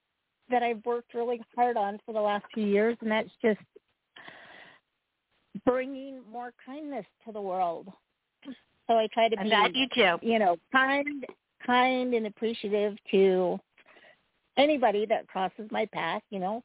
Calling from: Utah, United States; I'm calling from Utah.

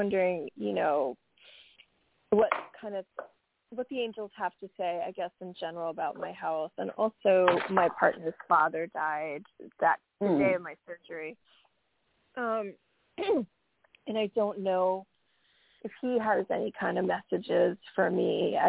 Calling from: New York, United States; Hi, Happy New Year. … from New York.

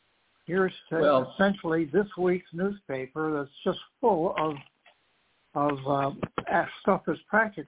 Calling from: Charlotte, North Carolina, United States; from Charlotte, North Carolina.

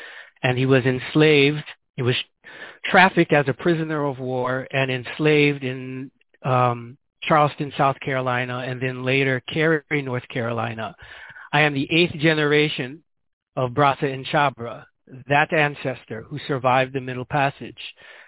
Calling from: Guinea-Bissau; Because as I said, I'm calling here from Guinea-Bissau.

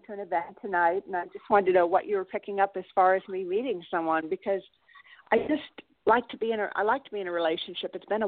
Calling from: California, United States; Oh, hi, Phyllis. This is … from California.

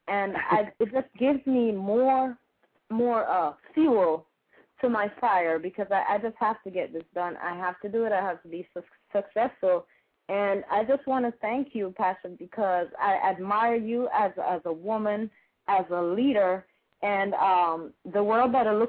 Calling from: Tampa, Florida, United States; I'm calling from Tampa.

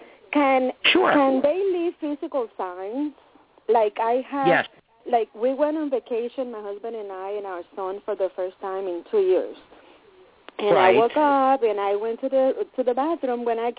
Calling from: Connecticut, United States; from Connecticut.

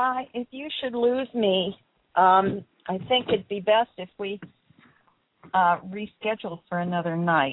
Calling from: Canada; I guess because I'm calling from Canada.

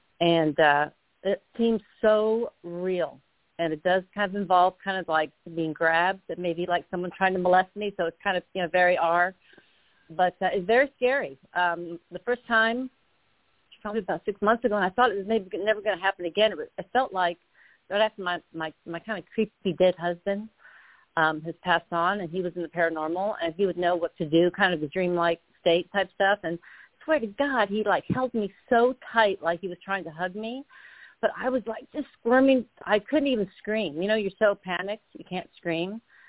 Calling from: Arizona, United States; from Arizona, by the way.

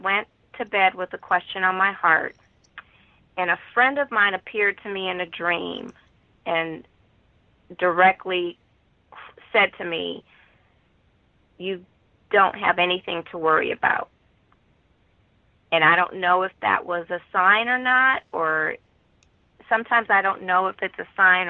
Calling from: Los Angeles, California, United States; …, calling from Los Angeles.

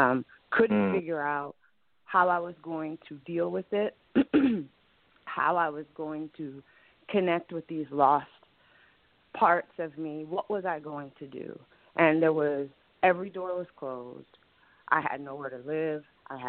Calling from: Ohio, United States; I'm calling from Ohio.

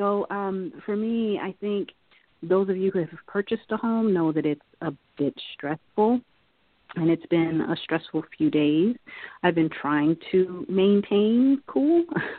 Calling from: Silver Spring, Maryland, United States; and I am now in Silver Spring, Maryland. I am now home.

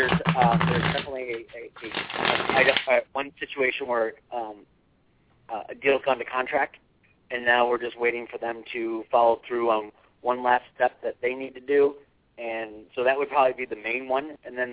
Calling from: Arizona, United States; I'm calling from Arizona.

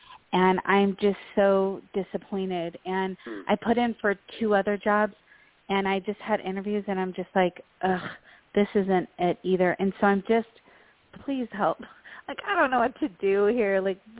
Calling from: Colorado, United States; from Colorado.

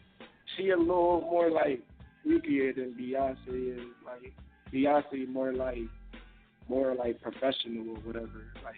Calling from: Philadelphia, Pennsylvania, United States; Yeah, Southwest Philly.

